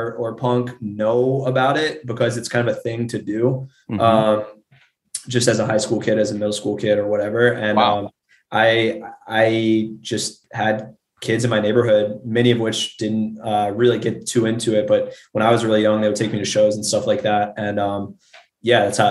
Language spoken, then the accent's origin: English; Richmond, Virginia, United States; I'm from Richmond